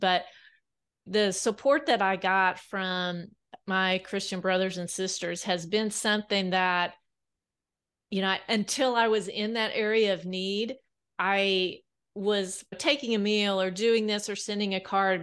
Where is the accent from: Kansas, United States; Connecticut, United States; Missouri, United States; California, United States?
Kansas, United States; South Central; now in Bentonville, United States; I grew up on a wheat farm in South Central Kansas